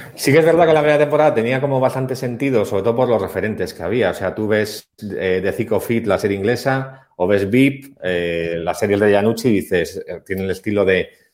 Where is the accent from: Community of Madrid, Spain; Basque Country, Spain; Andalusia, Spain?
Basque Country, Spain; somos los dos vascos